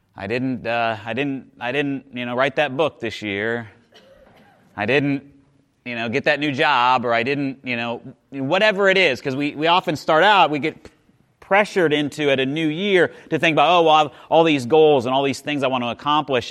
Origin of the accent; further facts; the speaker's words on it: Midwest, United States; I grew up in the Midwest, like just seeing, um, we would plant winter wheat